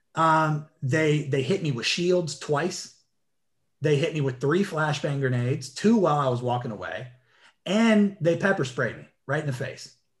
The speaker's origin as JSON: {"language": "English", "town": "Elizabeth City", "region": "North Carolina", "country": "United States", "tie": "born or raised there", "moved": "yes", "lives_now": "Virginia, United States", "said": "I grew up down there. I'm from Elizabeth City, North Carolina"}